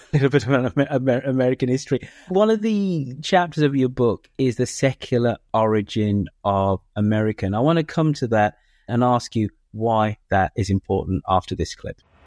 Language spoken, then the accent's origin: English; United Kingdom; also born or lived in United States; being a Brit that spends half his time living in the United States